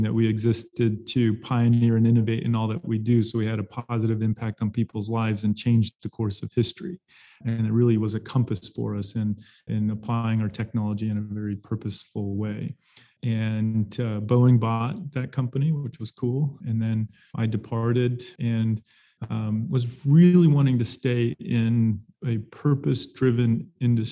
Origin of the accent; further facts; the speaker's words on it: Arizona, United States; also born or lived in Pacific Northwest; now in Tucson, United States; I'm born and raised in Arizona